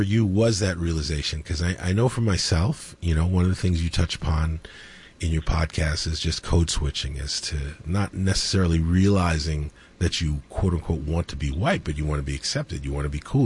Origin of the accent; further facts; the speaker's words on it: New York City, New York, United States; I grew up in Queens. So I grew up in Queens